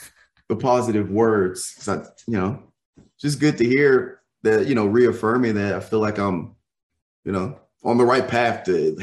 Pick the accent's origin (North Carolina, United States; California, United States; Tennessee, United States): Tennessee, United States; moved away as an adult; also born or lived in Missouri; now in Texas, United States; I was born and raised in Tennessee.